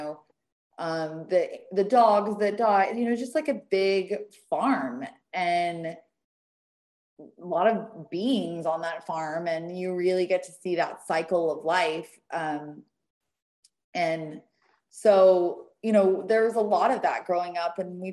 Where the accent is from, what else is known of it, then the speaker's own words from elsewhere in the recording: the South, United States; I come from the South